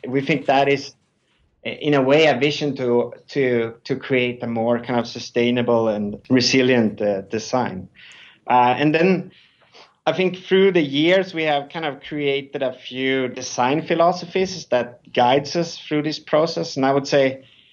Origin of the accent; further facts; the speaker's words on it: Sweden; moved away as an adult; also born or lived in Stockholm; now in New York, United States; I'm originally from Sweden.